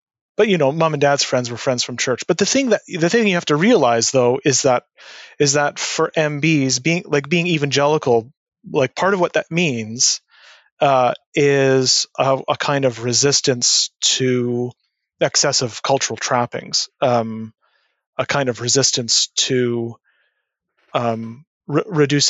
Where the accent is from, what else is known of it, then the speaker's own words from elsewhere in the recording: Winnipeg, Manitoba, Canada; I grew up in Winnipeg.